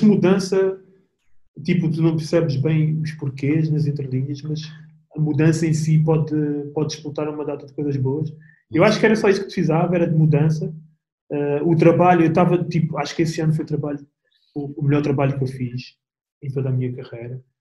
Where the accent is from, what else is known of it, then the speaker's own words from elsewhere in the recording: Portugal; now in Netherlands; sou português